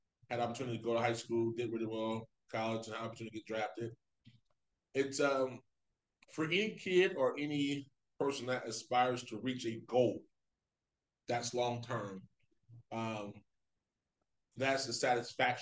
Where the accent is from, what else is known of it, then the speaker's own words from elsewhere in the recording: Florida, United States; moved away as an adult; now in Ohio, United States; I'm from Florida